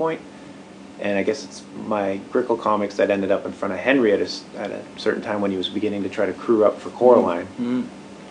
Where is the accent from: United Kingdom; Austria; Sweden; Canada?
Canada; moved away as an adult; also born or lived in Bay Area, California; now in Portland, United States; I grew up in Canada